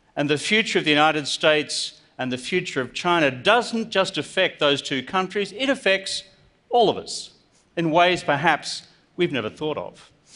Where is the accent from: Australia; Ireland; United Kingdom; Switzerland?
Australia; I'm from Australia.